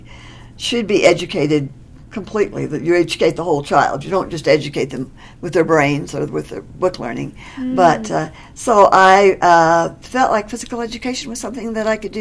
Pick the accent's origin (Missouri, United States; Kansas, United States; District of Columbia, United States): Kansas, United States; McPherson; moved away as an adult; also born or lived in Oklahoma / Texas / Mississippi / Colorado; now in Westminster, United States; I was born and raised in Kansas.